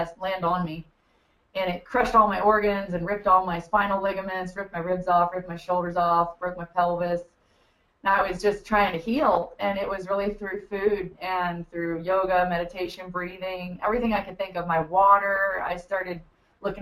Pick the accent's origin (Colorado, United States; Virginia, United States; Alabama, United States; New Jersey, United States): Virginia, United States; Buckingham County; I grew up in Buckingham County, Virginia, just one county over from where we are